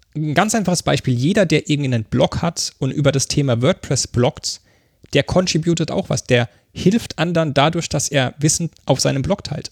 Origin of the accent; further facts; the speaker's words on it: Mannheim, Baden-Württemberg, Germany; moved away as an adult; now in Berlin, Germany; Ich komme ursprünglich aus Mannheim, bin aber vor über neun Jahren nach Berlin gezogen.